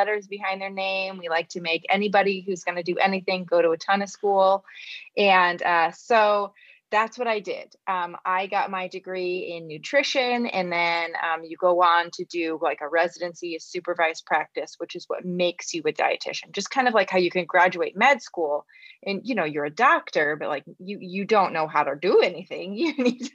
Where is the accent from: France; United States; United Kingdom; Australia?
United States; my American heart